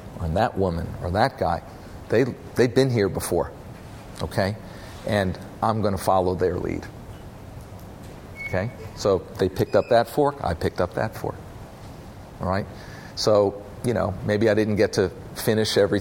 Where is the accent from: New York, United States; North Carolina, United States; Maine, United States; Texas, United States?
North Carolina, United States; We're originally from North Carolina, my family